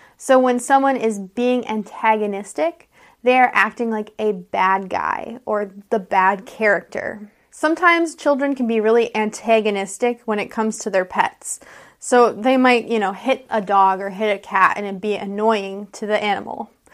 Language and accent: English; United States; I'm an American English teacher.